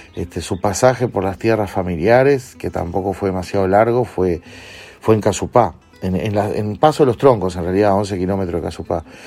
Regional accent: Uruguay; desde nuestra etapa escolar como uruguayos

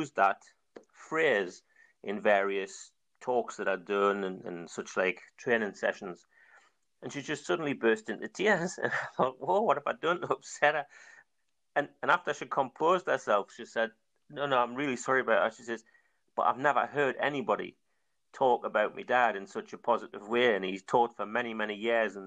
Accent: North Seaton, North East England, United Kingdom; I'm from North Seton. Went to North Seton Colliery originally.

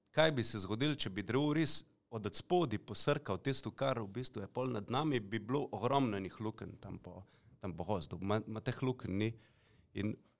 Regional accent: Slovenia; Slovenci smo

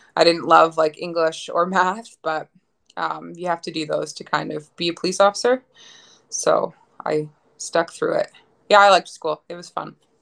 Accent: Ottawa, Ontario, Canada; moved away as an adult; now in Lloydminster, Canada; I'm originally from Ottawa, Ontario.

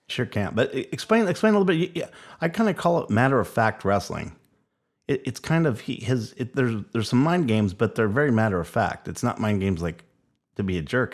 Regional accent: Hawaii, United States; This kid from Hawaii

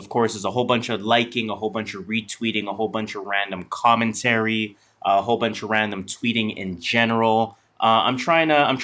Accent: Canada; we're Canadian.

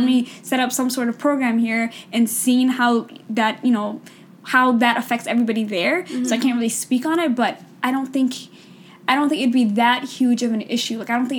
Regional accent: United States; we're from the West, we're from America

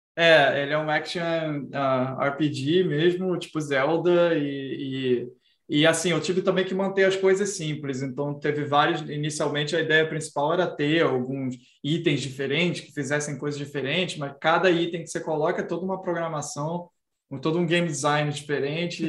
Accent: Brazil; a minha própria personalidade como brasileiro

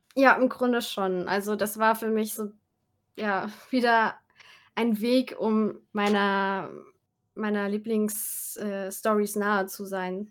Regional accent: Saarland, Germany; ich komme ja aus dem Saarland, habe ich dann mit ein paar Freunden da äh, im Saarland so ein Musikvideo gemacht

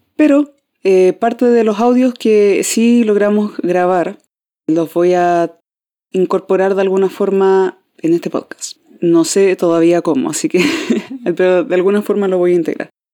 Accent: Concepción, Biobío, Chile; acá en Concepción, de donde yo soy

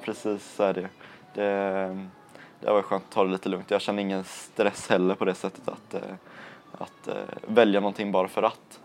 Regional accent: Landvetter, Västra Götaland, Sweden; jag bor i Landvetter, är uppvuxen i Landvetter

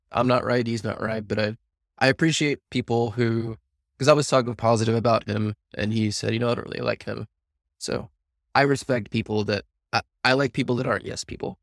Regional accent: the South, United States; now in San Diego, United States; growing up in the South

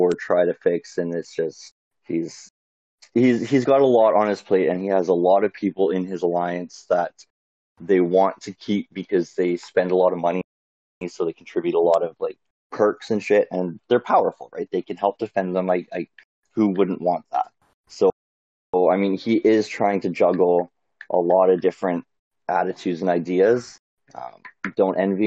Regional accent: Canada; I'm from Canada, I live in Canada

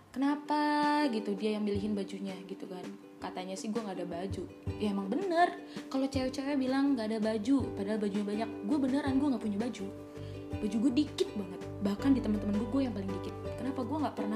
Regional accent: Cirebon, West Java, Indonesia; gue tuh asal dari Cirebon tapi gue nggak nggak netap gitu loh

